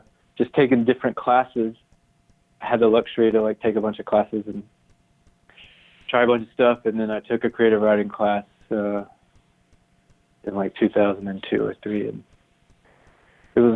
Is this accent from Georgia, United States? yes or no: yes; Tifton, Georgia, United States; moved away as an adult; also born or lived in Iowa City, Iowa / Amherst, Massachusetts; I'm from Tifton, Georgia, which is a small town in South Georgia